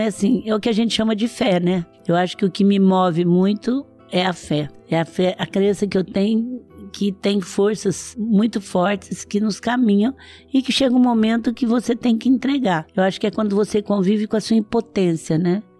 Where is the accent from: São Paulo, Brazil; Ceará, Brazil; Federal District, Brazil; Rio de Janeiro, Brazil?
São Paulo, Brazil; Franca; Eu sou de Franca, o Magazine Luiza nasceu em Franca.